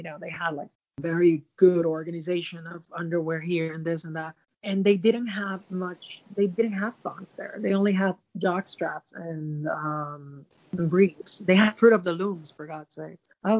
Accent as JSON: {"language": "English", "town": "Dallas", "region": "Texas", "country": "United States", "tie": "born or raised there", "moved": "yes", "lives_now": "Costa Rica", "said": "when I was a child, I grew up in Dallas. And we used to go from Dallas to Fort Worth all the time."}